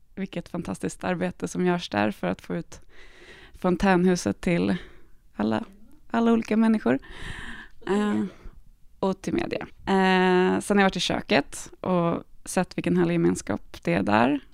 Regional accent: Stockholm, Stockholm County, Sweden; moved away as an adult; now in Malmö, Sweden; Jag kommer från Stockholm. Jag är född och uppvuxen där. Eh, men jag har bott i Malmö i snart sex år

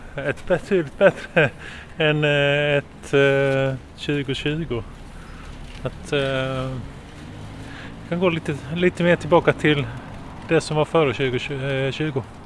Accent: Sweden; jag är svenska, född i Sverige talar svenska

